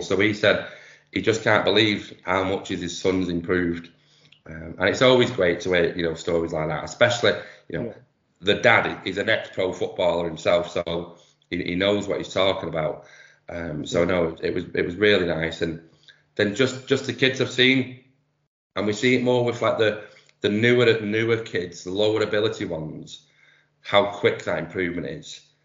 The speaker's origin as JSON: {"language": "English", "town": "Manchester", "region": "North West England", "country": "United Kingdom", "accent": "Manchester", "said": "I've been doing 3v3 in Manchester, you can probably tell from my accent"}